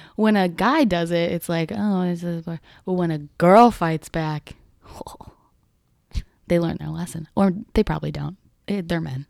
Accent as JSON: {"language": "English", "town": "Chicago", "region": "Illinois", "country": "United States", "said": "I'm from the Sox side"}